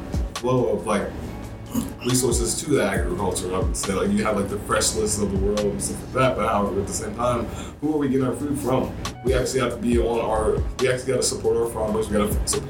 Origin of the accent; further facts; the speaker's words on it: Ohio, United States; now in Charlotte, United States; I'm from Ohio